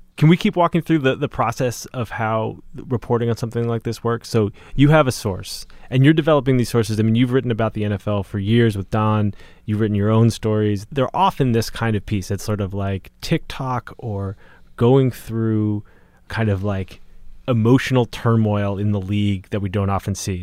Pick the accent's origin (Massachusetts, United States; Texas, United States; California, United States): Massachusetts, United States; Boston; I grew up in Boston